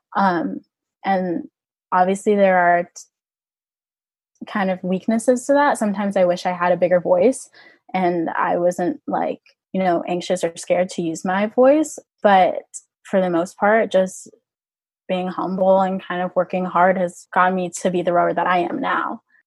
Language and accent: English; Orlando, Florida, United States; I'm from Orlando, Florida, and there was a club um, in the area that I grew up